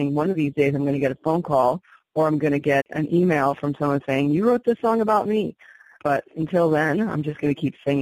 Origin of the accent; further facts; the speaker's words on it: New Jersey, United States; I grew up in New Jersey